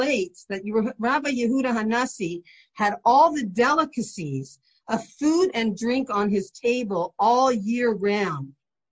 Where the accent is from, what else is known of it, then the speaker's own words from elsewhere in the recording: St. Catharines, Ontario, Canada; I remember my best friend was Baptist next door growing up in St. Catharines